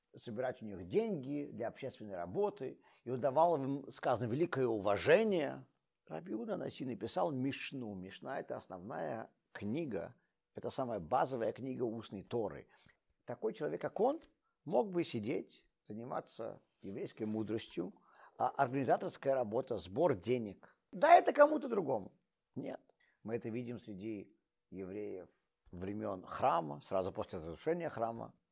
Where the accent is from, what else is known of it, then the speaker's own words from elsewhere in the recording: Russia; moved away; also born or lived in Saint Petersburg (Leningrad) / New York; я из России